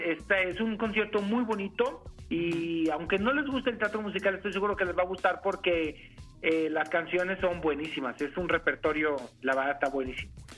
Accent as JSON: {"language": "Spanish", "region": "Jalisco", "country": "Mexico", "said": "Yo soy de Jalisco y la verdad del estado Jalisco tiene un lugar en mi corazón."}